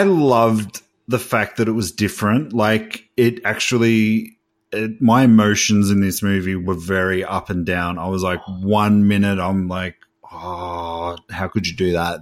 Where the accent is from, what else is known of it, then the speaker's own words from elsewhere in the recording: Australia; I'm from Australia